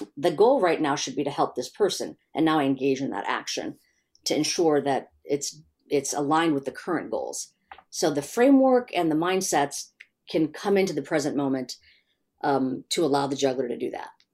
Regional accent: Chicago, Illinois, United States; I grew up in Chicago

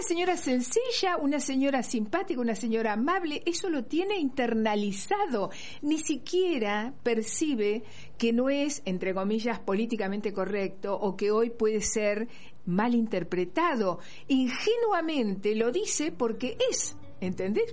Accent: Argentina; somos de Argentina, Sudamérica

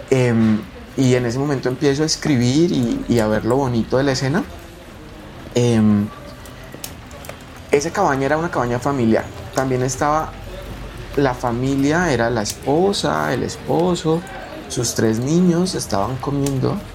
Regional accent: Colombia; yo soy colombiano, soy bayuno.

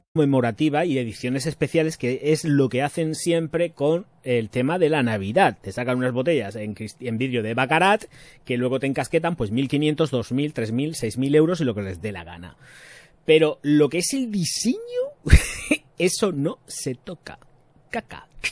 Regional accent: Region of Murcia, Spain; soy de Murcia

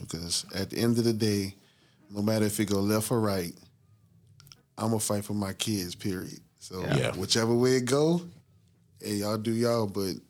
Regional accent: New Orleans, Louisiana, United States; I'm from New Orleans.

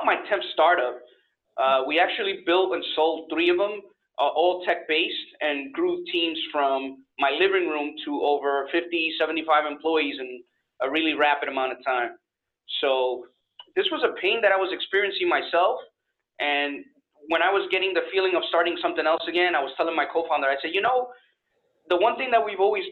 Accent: New York, United States; moved away as an adult; now in Florida, United States; I'm actually from New York. I've been in Florida for about almost 5 years now

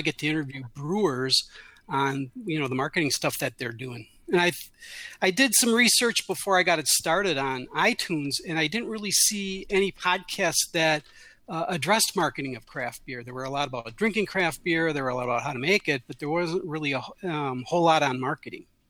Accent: Milwaukee, Wisconsin, United States; growing up in Milwaukee in that beer culture

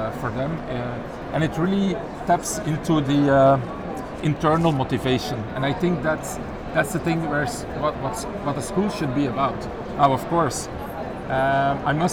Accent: Belgium; from Belgium

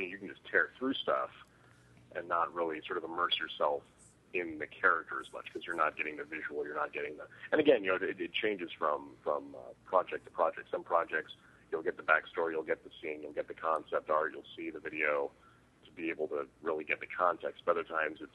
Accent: Riverside, California, United States; also born or lived in Los Angeles; I'm from Riverside initially, which is just in like an hour outside

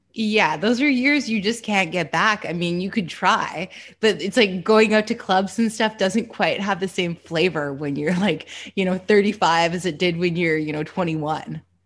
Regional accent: Canada; moved away; I'm from Canada originally

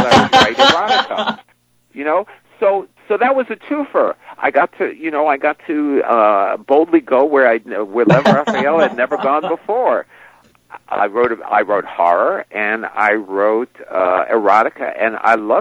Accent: New York, United States; I grew up in New York

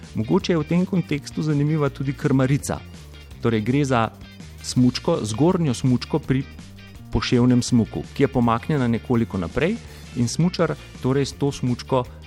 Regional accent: Slovenia

